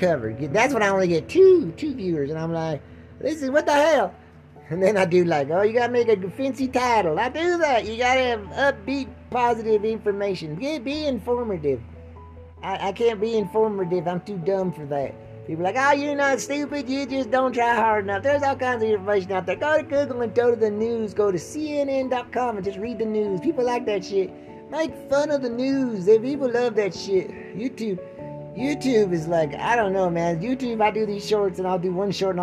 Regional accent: Butte, Montana, United States; My hometown of Butte, Montana

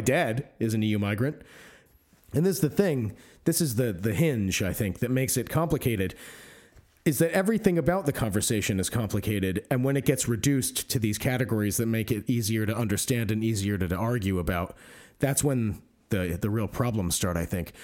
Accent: United States; now in United Kingdom; I'm American, but I'm also, you know, half Greek, and I live here on the strength of my Greek and therefore E U citizenship

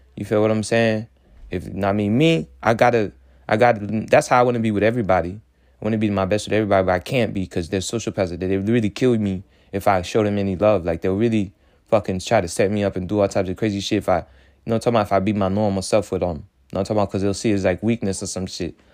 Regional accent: Haiti; now in United States; I'm coming straight from Haiti

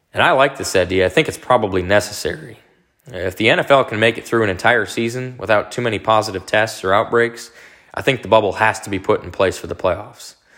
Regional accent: Dallas, Texas, United States; my hometown Dallas

